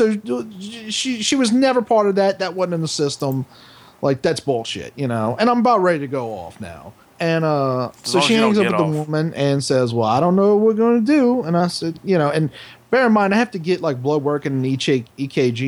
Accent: New Orleans, Louisiana, United States; I'm from New Orleans. I speak black just like anybody fucking else in this city

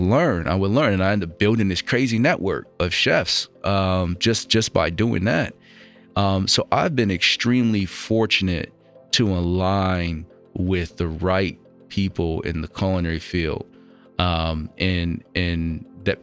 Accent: outside of Buffalo, New York, United States; I grew up outside of Buffalo, New York

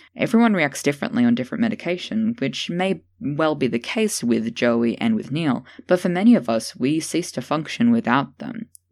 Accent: Tasmania, Australia; Hannah Gatsby, a lesbian comedian from my home state

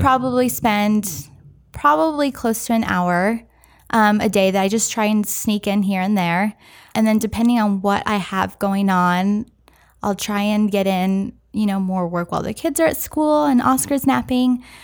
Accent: San Francisco, California, United States; I grew up in San Francisco, downtown San Francisco

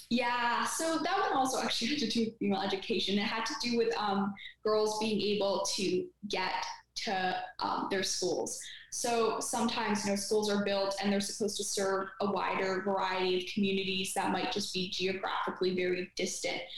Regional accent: Canada; also born or lived in Ottawa

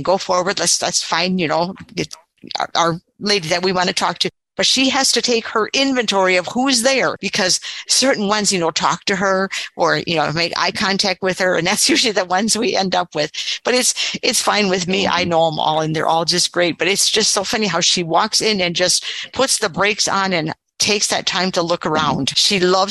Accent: Wisconsin, United States; I trained in my hometown, which is what I really wanted because it's a rural area

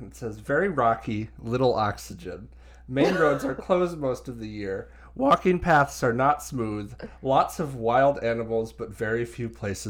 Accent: Colorado, United States; we're from Colorado

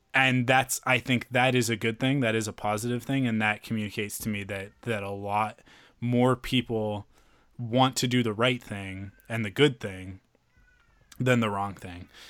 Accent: Canada; we're Canadian

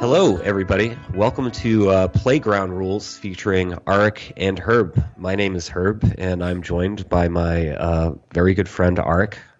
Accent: New England, United States; also born or lived in Vermont; I grew up in New England

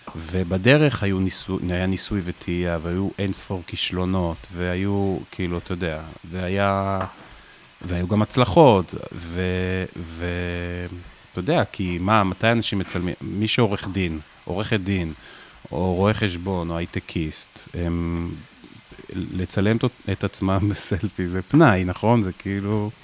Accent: Afula, Northern District, Israel; moved away; גבעת המורה היה מקום מאוד בודד בו להיות אה, מישהו שהוא רגיש

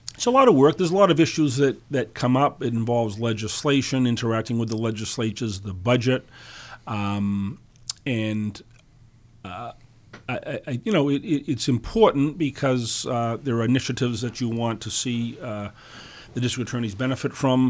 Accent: Dartmouth, Massachusetts, United States; also born or lived in New Bedford / Fall River; I grew up in Dartmouth. My family's from New Bedford

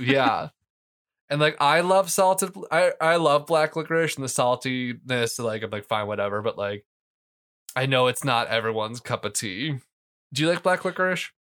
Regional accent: Canton, United States; I grew up in Canton

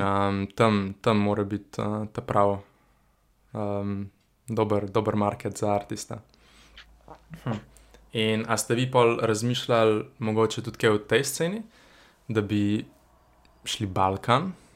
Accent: Ljubljana, Central Slovenia, Slovenia; sem iz Črnuč

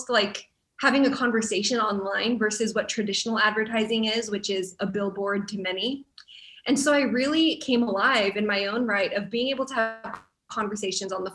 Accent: United States; a Filipino American growing up in the church family

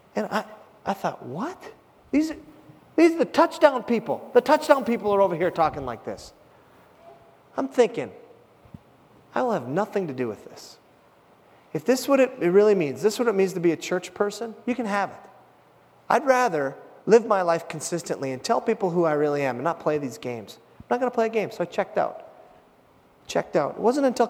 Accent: Hibbing, Minnesota, United States; my hometown of Hibbing, Minnesota

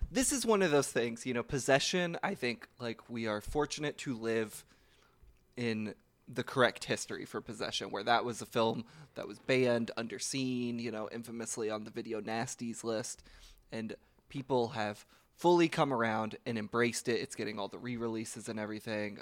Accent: Louisville, Kentucky, United States; I'm from Kentucky

